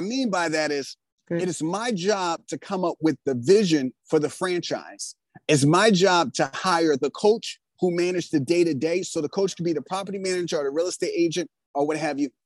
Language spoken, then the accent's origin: English; Philadelphia, Pennsylvania, United States; I grew up in West Philadelphia and Pennsylvania